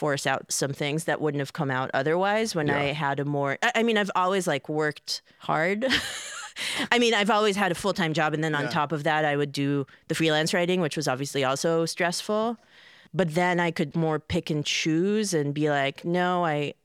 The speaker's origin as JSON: {"language": "English", "town": "Haifa", "region": "Haifa District", "country": "Israel", "tie": "born or raised there", "also_born_or_lived": "Seattle, United States / Baltimore, United States", "moved": "as an adult", "lives_now": "New York, United States", "said": "I was born in Israel, the motherland, in the city of Haifa, which is northern Israel, vaguely"}